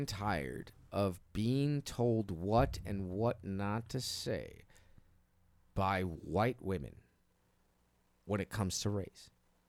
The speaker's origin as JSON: {"language": "English", "town": "Chicago", "region": "Illinois", "country": "United States", "tie": "born or raised there", "said": "like I grew up all over the city, south, west, north."}